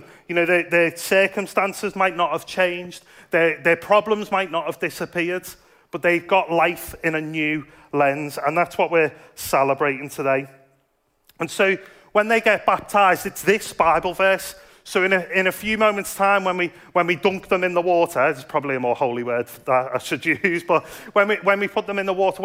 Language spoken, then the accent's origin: English; Liverpool, North West England, United Kingdom; now in Dudley, United Kingdom; I grew up in Liverpool, and Liverpool's quite a Catholic